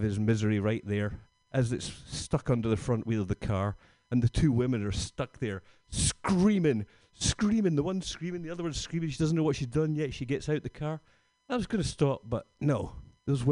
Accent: Scotland, United Kingdom; now in San Francisco, United States; I'm from Scotland.

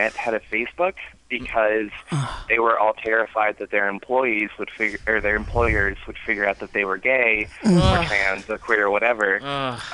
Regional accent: North Carolina, United States; now in San Francisco Bay Area, United States; I'm from North Carolina originally

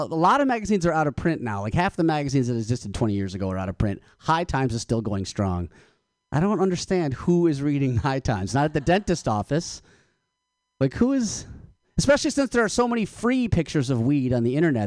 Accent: Michigan, United States; now in California, United States; I'm from Michigan. I went home to Michigan for the holidays.

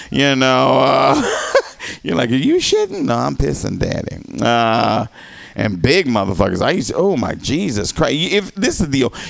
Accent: the South, United States; moved away; I'm from the South.

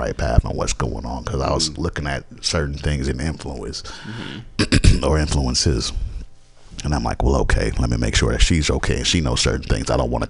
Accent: Georgetown, Demerara-Mahaica, Guyana; Guyana, Georgetown, Guyana.

